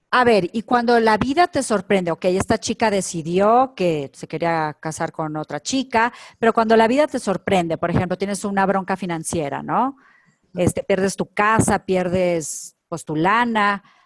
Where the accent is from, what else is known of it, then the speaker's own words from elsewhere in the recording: Culiacán, Sinaloa, Mexico; moved away; yo, que soy de provincia de Culiacán, Sinaloa